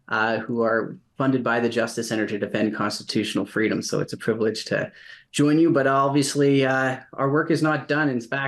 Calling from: Calgary, Alberta, Canada; I'm joining you from Calgary.

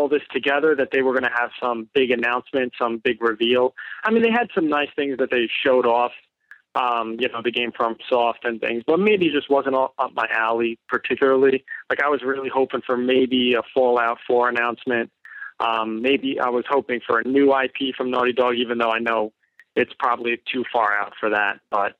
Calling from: Massachusetts, United States; I'm calling from Massachusetts.

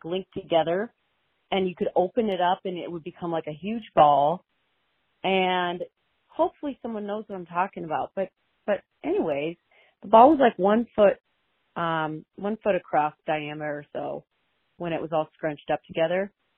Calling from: Denver, Colorado, United States; I'm calling from Denver

